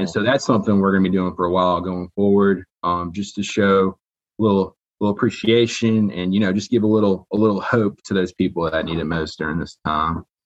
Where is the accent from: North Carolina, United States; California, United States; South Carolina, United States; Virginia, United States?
North Carolina, United States; Raleigh; also born or lived in Michigan; I'm from Michigan. Grew up in Raleigh